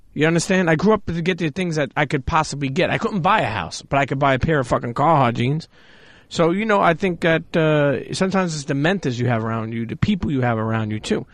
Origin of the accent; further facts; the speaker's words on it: New York City, New York, United States; where I grew up in Coney Island